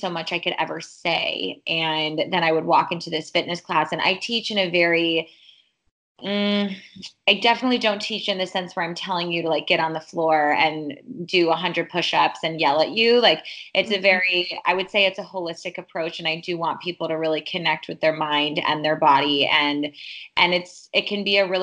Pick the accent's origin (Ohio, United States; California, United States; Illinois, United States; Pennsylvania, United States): Illinois, United States; Chicago; I was born and raised in Chicago.